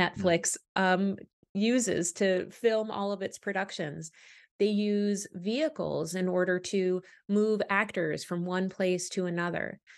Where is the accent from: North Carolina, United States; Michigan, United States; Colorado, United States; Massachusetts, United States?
Massachusetts, United States; Boston; also born or lived in Canada; we moved to Boston, which is where I spent most of my childhood, um, and I eventually became a U S citizen at eighteen. Um, so Boston is my hometown